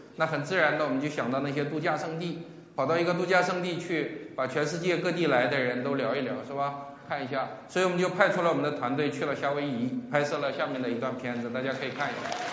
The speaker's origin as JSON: {"language": "Chinese", "region": "Northeast China", "country": "China", "tie": "born or raised there", "said": "在我的家乡东北"}